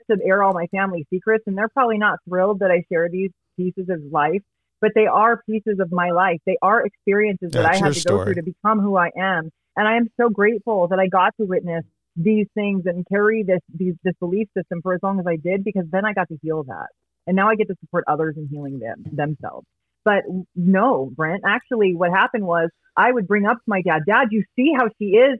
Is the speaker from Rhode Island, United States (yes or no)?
no; Riverside, California, United States; So I grew up in Riverside, California, born and raised. I still live in Riverside.